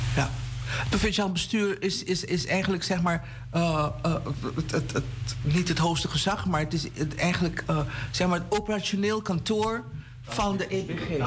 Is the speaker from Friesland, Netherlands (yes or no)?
no; Haarlem, North Holland, Netherlands; born or raised there; also born or lived in Paramaribo, Suriname / Amsterdam